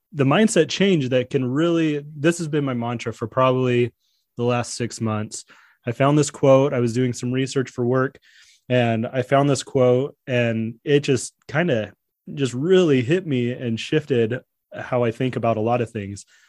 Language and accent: English; San Diego, California, United States; I was born in San Diego